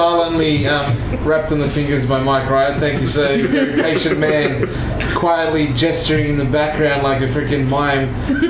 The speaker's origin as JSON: {"language": "English", "town": "Sydney", "region": "New South Wales", "country": "Australia", "said": "I'm from Sydney"}